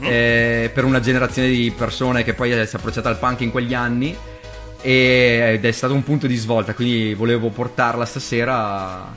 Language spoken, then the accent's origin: Italian; Italy; sono italiano